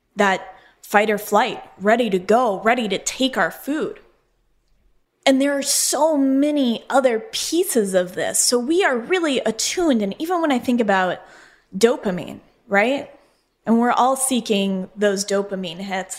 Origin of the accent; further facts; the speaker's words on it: Colorado, United States; moved away as an adult; also born or lived in Phoenix, Arizona; I'm from Colorado, and grew up with the plains and the West and just loving all that open space.